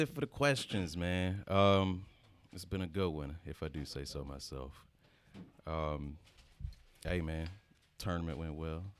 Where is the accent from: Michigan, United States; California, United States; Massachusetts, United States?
Michigan, United States; Detroit; I grew up in Detroit.